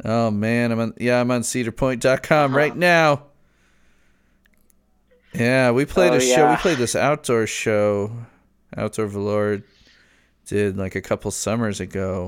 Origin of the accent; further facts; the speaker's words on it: Chicago suburbs, Illinois, United States; I grew up in the Chicago suburbs.